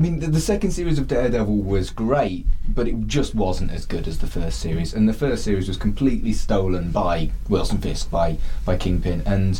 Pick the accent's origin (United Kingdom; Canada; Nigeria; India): United Kingdom; We're British.